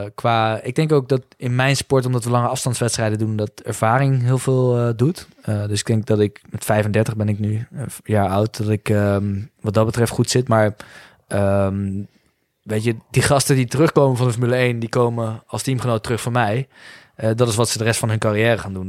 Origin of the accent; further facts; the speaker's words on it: Nijmegen, Gelderland, Netherlands; ik kom uit Nijmegen